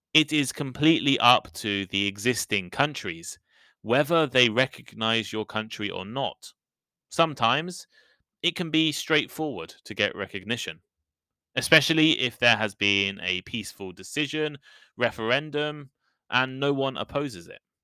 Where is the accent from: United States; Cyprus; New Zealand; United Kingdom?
United Kingdom; I'm British